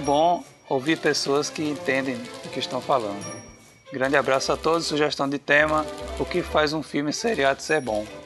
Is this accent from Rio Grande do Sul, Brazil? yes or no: no; Rio Grande do Norte, Brazil; a gente é do Rio Grande do Norte